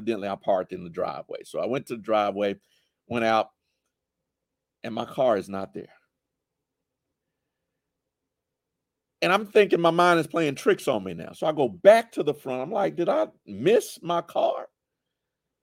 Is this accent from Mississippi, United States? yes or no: yes; Jackson, Mississippi, United States; We used to live in Georgetown, right across the street from Lanier High School